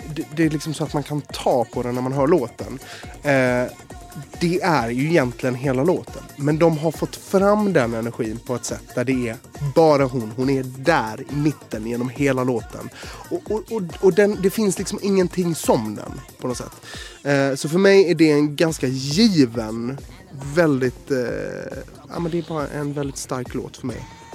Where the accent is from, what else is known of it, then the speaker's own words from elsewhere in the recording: Gothenburg, Västra Götaland, Sweden; i skärgården i Göteborg, där jag växte upp